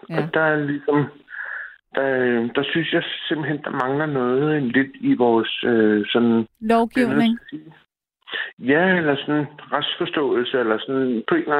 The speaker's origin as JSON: {"language": "Danish", "town": "Copenhagen", "region": "Capital Region of Denmark", "country": "Denmark", "also_born_or_lived": "a small town in South Jutland", "moved": "as an adult", "lives_now": "South Jutland, Denmark", "said": "jeg kommer fra København, og jeg har det her sprog. Jeg taler på den her måde, som jeg nu gør."}